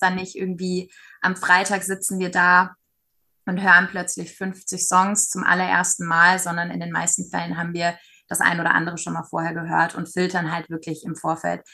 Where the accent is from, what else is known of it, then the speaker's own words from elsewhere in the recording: Nuremberg, Bavaria, Germany; moved away as an adult; also born or lived in Berlin; Klar, war und ist auch meine Heimat